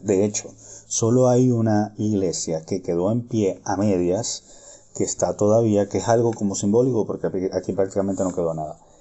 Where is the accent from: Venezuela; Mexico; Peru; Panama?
Venezuela; moved away as an adult; also born or lived in Ireland / Hamburg, Germany; now in Berlin, Germany; yo soy venezolano, pero como ya saben, la situación del país y toda esta historia, yo hace muchos años me vine a vivir a Europa